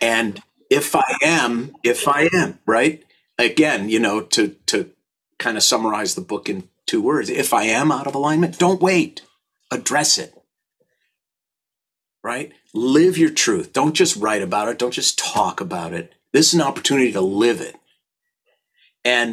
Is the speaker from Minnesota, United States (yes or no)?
yes; St. Louis Park, Minnesota, United States; I was born on June 3rd in 1960 in St. Louis Park, Minnesota